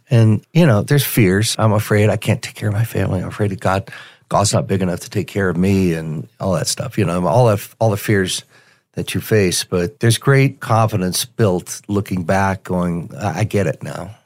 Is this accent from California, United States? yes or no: no; Denver, Colorado, United States; also born or lived in Tulsa, Oklahoma; I grew up here in Denver. I was born in Tulsa, and my father moved us to Denver when I was five years old.